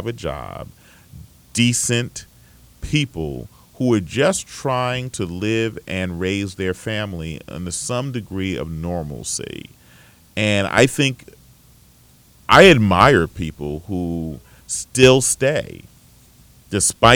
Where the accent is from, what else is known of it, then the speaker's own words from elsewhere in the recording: Bergen County, New Jersey, United States; where I grew up in Bergen County